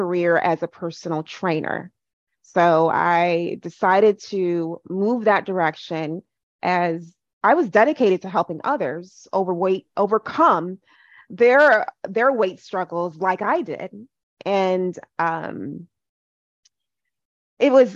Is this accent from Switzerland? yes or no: no; Ghana; now in United States; I am Ghanaian